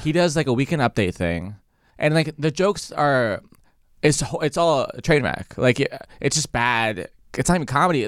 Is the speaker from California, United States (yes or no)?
yes; San Diego, California, United States; I'm from San Diego